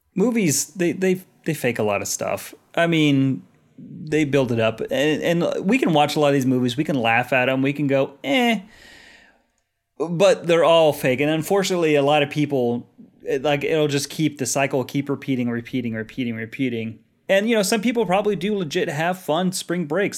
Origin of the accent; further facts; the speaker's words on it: Colorado, United States; growing up in Colorado, landlocked